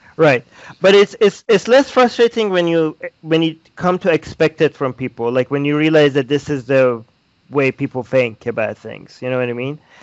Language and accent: English; Iran; moved away; I was born in Iran